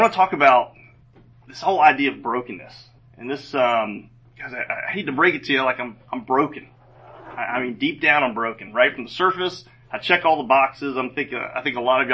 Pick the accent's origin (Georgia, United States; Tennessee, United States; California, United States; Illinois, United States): Georgia, United States; Roswell; also born or lived in Gainesville, Georgia; we moved down to Roswell and lived there pretty much my whole, I guess, young adult or adolescent youth part of my life